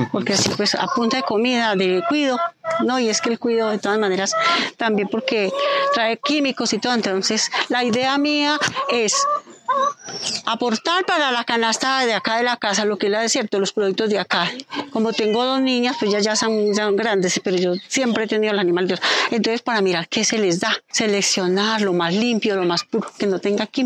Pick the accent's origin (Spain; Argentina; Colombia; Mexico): Colombia; Pijao, Quindío; Soy del campo, yo soy criada acá, yo soy de acá de Pijao. Hace 34 años vivo acá en esta casa.